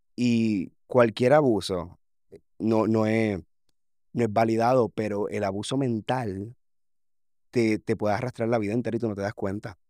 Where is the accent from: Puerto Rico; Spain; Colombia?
Puerto Rico; reflejar lo que realmente pasa a un grado en mi país